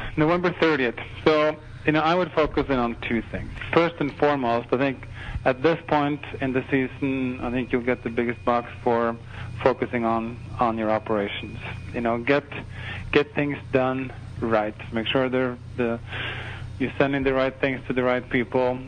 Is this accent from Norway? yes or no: yes; Norway; moved away; I was born and raised in Norway